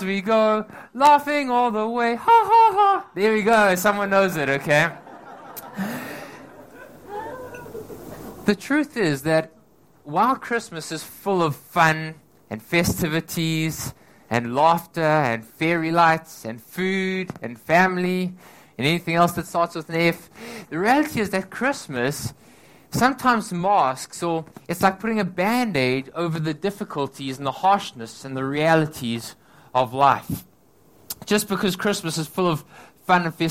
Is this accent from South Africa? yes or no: yes; South Africa; now in Hong Kong; I'm from South Africa